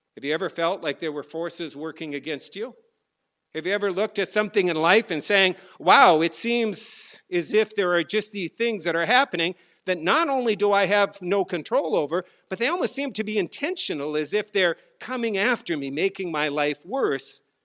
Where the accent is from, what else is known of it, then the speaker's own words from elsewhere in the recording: North Dakota, United States; moved away; I was a kid growing up in North Dakota